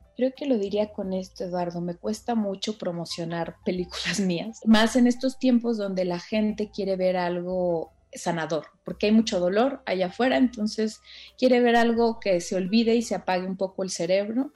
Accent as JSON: {"language": "Spanish", "town": "Tlalixcoyan", "region": "Veracruz", "country": "Mexico", "moved": "yes", "said": "yo soy de un pueblo de Veracruz que se llama Tlaliscoyan"}